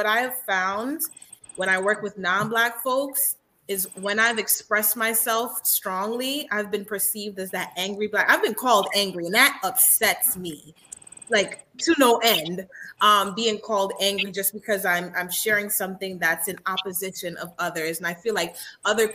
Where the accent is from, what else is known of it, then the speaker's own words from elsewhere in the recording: New York City, New York, United States; I grew up in Central Brooklyn, so it's predominantly black